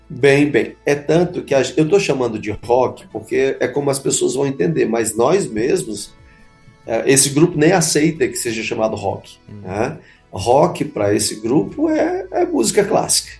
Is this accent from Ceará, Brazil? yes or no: yes; Fortaleza, Ceará, Brazil; also born or lived in Canindé, Ceará; eu sou nascido em Canidé, aqui mesmo no nosso estado, ah, mas só minha infância foi ali, rápida infância. Logo, os meus pais vieram para a cidade de Fortaleza, é, então, toda a minha infância, início e adolescência foi na cidade de Fortaleza